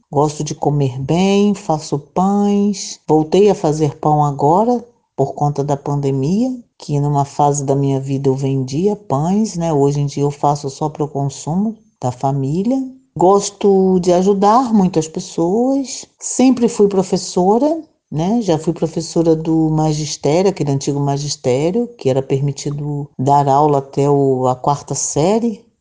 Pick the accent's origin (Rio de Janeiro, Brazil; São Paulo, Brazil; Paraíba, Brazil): Rio de Janeiro, Brazil; moved away as an adult; now in Vila Velha, Brazil; sou natural do Rio de Janeiro, estou aqui residindo no Espírito Santo, é, Vila Velha, Ponta da Fruta, desde 2003.